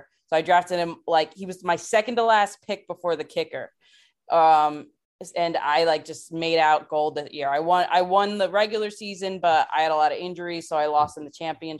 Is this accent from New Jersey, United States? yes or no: yes; New Jersey, United States; I grew up in New Jersey.